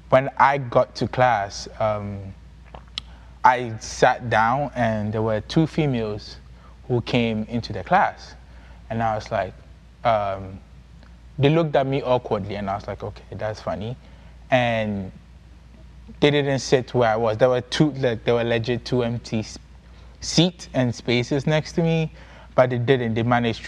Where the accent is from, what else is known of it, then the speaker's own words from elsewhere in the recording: Ghana; now in United States; I'm from Ghana, and I'm in Sacred Heart University. That's where I school and live right now.